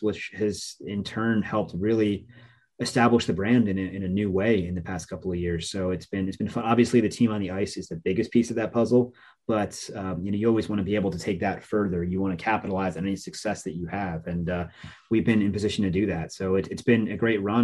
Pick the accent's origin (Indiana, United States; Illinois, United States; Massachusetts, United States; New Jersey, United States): New Jersey, United States; also born or lived in Scranton, Pennsylvania; my identity growing up, growing up in Jersey